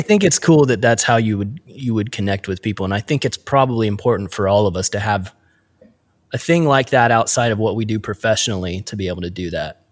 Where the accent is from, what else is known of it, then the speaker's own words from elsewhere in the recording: Midwest, United States; us midwest kids